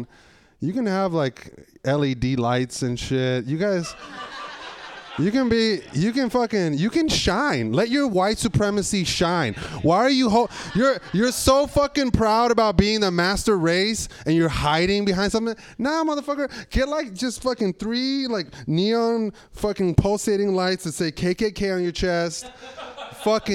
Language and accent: English; San Francisco, California, United States; I grew up in San Francisco when that shit was killing people